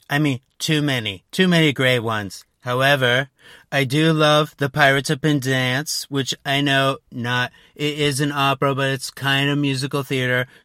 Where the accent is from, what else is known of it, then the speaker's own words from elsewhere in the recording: Queens, New York, United States; I lived in New York, I'm from Queens